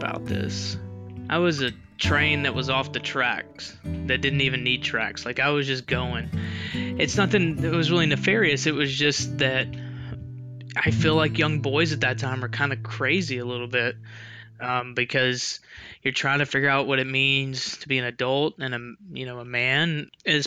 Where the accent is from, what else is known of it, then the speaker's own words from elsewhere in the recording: Memphis, Tennessee, United States; I grew up in Memphis, Tennessee, in West Tennessee